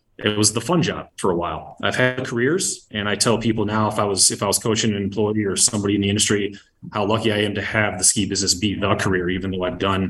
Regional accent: Saginaw, Michigan, United States; where I grew up in Saginaw, Michigan.

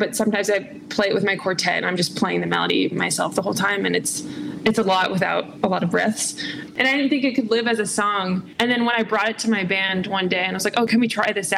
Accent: Southern California, United States; also born or lived in Durham, North Carolina / Chicago; spent most of my upbringing in Southern California

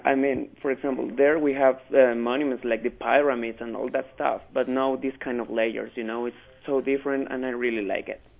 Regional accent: Mexico City, Mexico; English is a second language; now in Utah, United States; I'm from Mexico and from Mexico City.

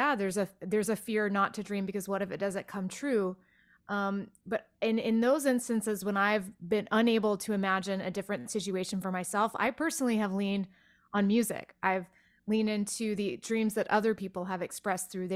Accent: outside of Waco, Texas, United States; moved away; the small town I grew up outside of Waco

